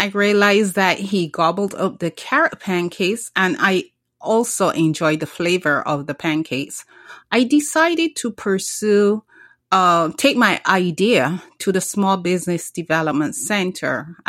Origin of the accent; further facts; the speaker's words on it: Barbados; moved away; Well, I'm originally from the Caribbean, Barbados, to be exact. And I grew up drinking carrot juice. I grew up drinking beet juice.